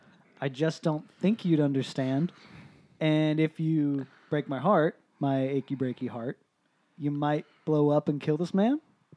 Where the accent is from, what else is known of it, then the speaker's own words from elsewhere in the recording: San Jose, California, United States; Since we were six. Kindergarten, right? Yes. Yeah. Growing up in South San Jose.